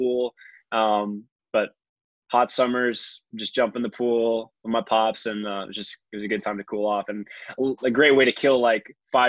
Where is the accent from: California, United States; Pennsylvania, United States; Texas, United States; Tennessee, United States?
California, United States; East Bay; moved away as an adult; also born or lived in Florida; I grew up in California, so about 45 minutes east of San Francisco, so like East Bay area, Pleasanton, Livermore, Tri-Valley County, or Alameda County and Tri-Valley area.